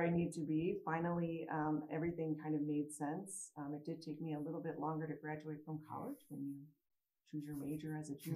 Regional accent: St. Louis, Missouri, United States; moved away as an adult; also born or lived in Chicago; now in Denver, United States; I grew up in St. Louis.

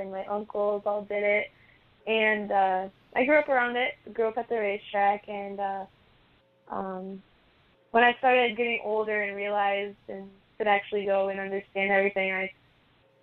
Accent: Shelby, Michigan, United States; I'm from Shelby, Michigan. I'm 17 years old.

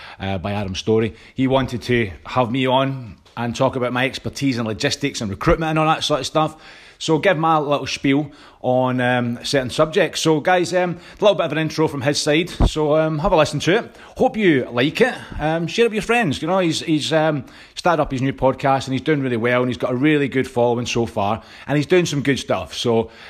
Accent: Scotland, United Kingdom; I'm Scottish

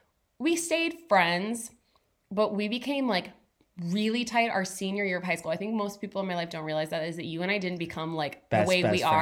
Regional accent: Saline, Michigan, United States; We grew up together in Saline, Michigan.

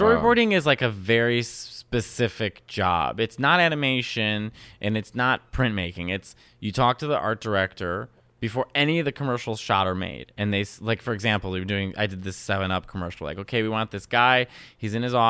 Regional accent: Chicago, Illinois, United States; born or raised there

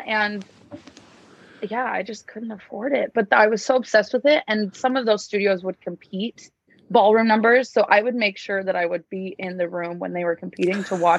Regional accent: Cedar Hills, Utah, United States; I am originally from Cedar Hills, Utah. It's like 35 minutes south of Salt Lake. I grew up there, trained there.

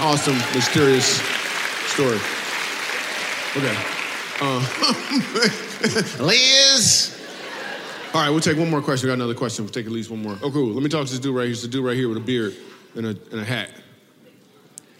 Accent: Michigan, United States; I grew up in Michigan

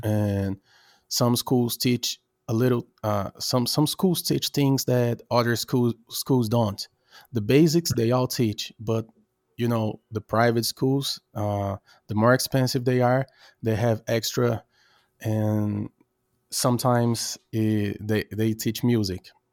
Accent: Brazil; now in Norway; I'm Brazilian, I'm from Brazil

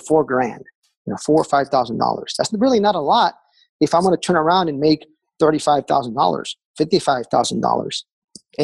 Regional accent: Texas, United States; now in Raleigh, United States; we took a trip back home. I'm from Texas originally

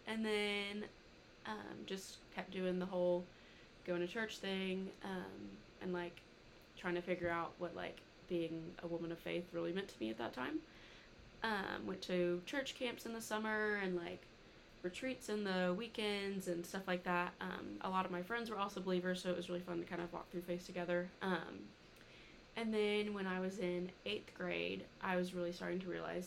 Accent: Little Rock, Arkansas, United States; moved away as an adult; now in Fayetteville, United States; I'm from Little Rock. I've been up here for 3 years now.

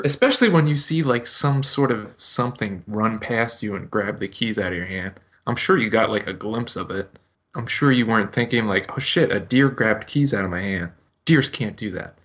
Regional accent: United States; me as an American

